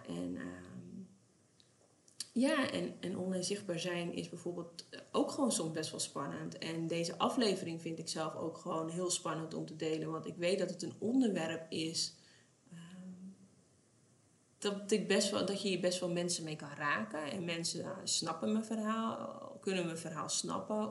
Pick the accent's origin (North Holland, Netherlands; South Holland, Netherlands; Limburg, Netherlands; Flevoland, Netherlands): North Holland, Netherlands; West Friesland; we komen uit West-Friesland.